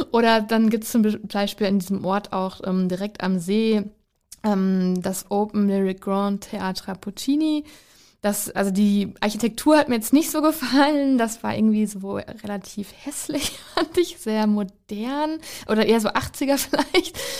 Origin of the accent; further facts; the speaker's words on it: North Rhine-Westphalia, Germany; Ich komme ja aus Ostwestfalen, das ist keine Karnevalshochburg